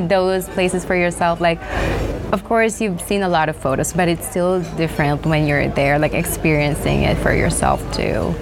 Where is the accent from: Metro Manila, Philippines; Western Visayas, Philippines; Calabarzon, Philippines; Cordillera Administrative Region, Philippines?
Metro Manila, Philippines; Manila; moved away; also born or lived in United States; I was born and raised in the Philippines, so most of my life in the Philippines was just in Manila.